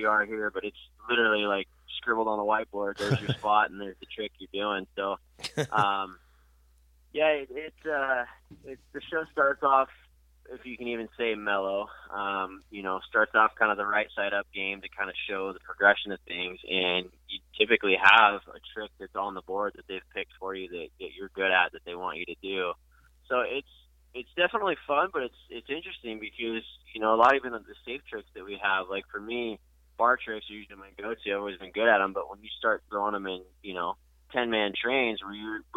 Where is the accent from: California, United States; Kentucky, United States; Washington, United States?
Washington, United States; my hometown area up in Washington State